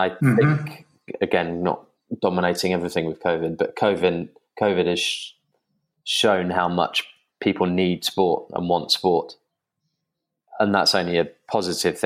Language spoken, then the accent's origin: English; England, United Kingdom; I'm English